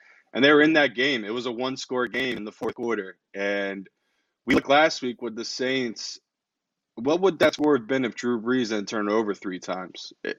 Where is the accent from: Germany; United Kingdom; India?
United Kingdom; England; also born or lived in New Jersey; So I'm from England, but I lived in New Jersey most of my life.